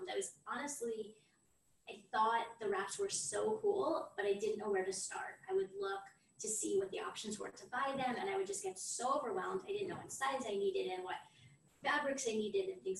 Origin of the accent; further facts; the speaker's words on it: Florida, United States; moved away as an adult; now in Israel; I'm originally from Florida